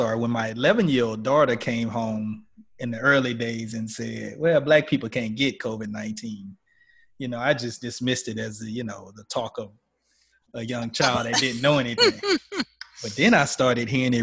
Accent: Louisiana, United States; I grew up in Louisiana

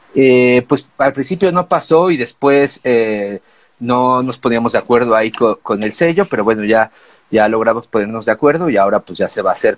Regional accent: Mexico City, Mexico; venimos de México

